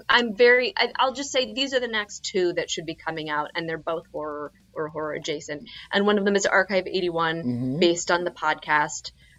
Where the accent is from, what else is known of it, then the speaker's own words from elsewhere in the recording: Philadelphia, Pennsylvania, United States; moved away as an adult; now in Queens, New York, United States; I'm from Philadelphia